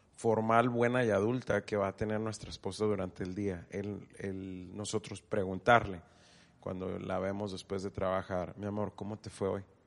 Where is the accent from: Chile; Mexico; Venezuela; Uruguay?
Mexico; aunque somos mexicanos los dos, hablamos español